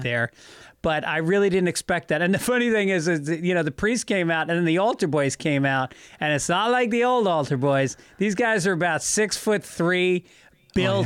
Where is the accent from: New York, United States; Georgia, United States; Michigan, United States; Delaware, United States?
New York, United States; I grew up in New York